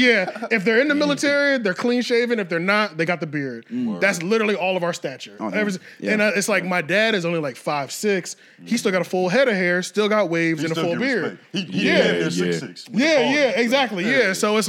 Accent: Philadelphia, Pennsylvania, United States; They'd be like, you work up in Philly? Yeah, yeah, I'm from Philly.

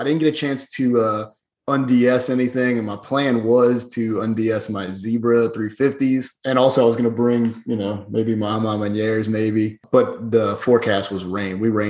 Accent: New Orleans, Louisiana, United States; I'm not from the Disney area. I'm from New Orleans.

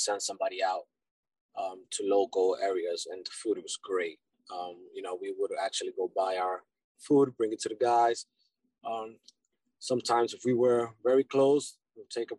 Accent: New York City, New York, United States; also born or lived in Dominican Republic; So I was born in New York, but my background, my family comes from Dominican Republic.

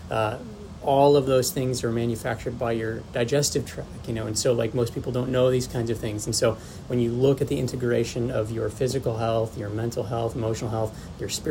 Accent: Warsaw, Indiana, United States; also born or lived in Florida; born and raised in Warsaw, you know, born at Kosciuszko Community Hospital

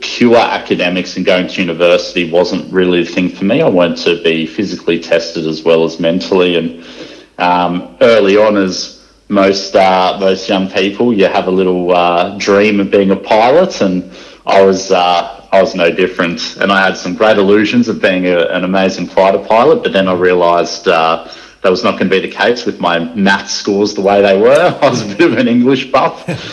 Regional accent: Sunshine Coast, Queensland, Australia; I grew up on the Sunshine Coast and had a pretty nice upbringing there

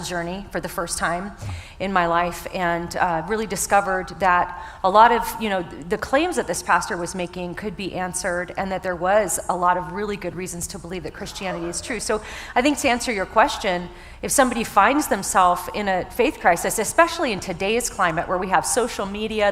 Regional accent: the South, United States; I'm from the South, so I say y'all

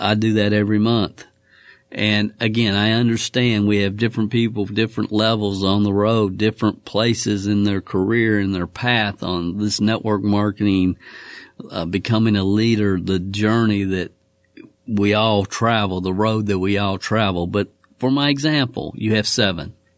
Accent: Kentucky, United States; my home state of Kentucky

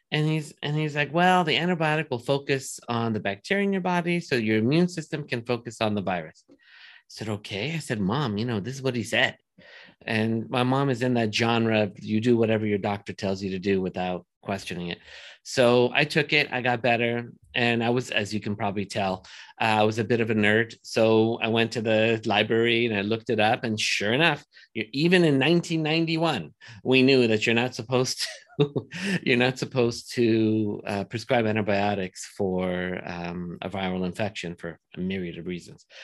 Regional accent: Los Angeles, California, United States; I grew up in Woodland Hills

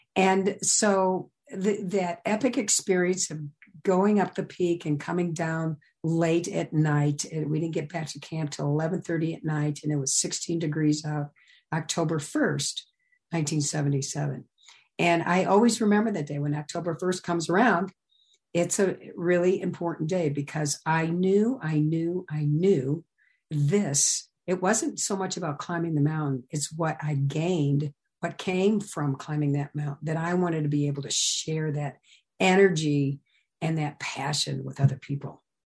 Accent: Midwest, United States; I came from the Midwest

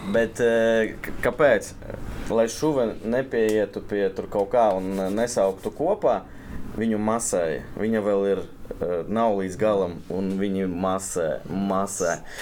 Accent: Ilūkste, Selonia, Latvia; es no Ilūkstas

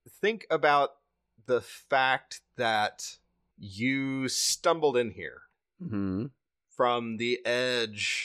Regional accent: the South, United States; We're just from the South.

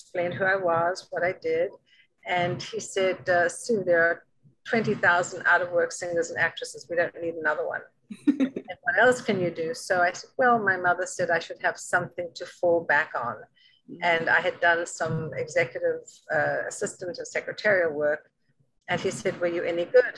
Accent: South Africa; moved away as an adult; also born or lived in London; now in New York, United States; Originally from South Africa

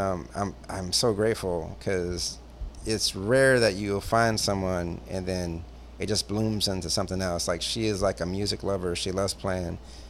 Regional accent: Beaverton, Michigan, United States; born or raised there; also born or lived in Flint, Michigan

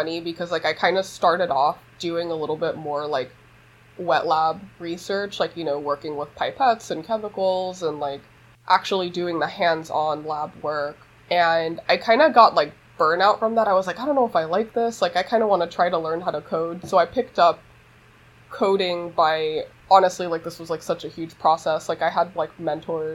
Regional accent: Los Angeles, California, United States; I grew up in East Los Angeles

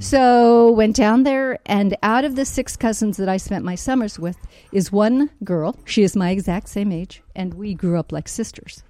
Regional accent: San Francisco, California, United States; I'm originally from San Francisco

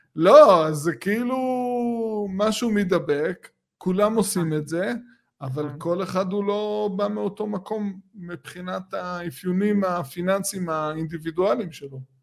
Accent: Israel

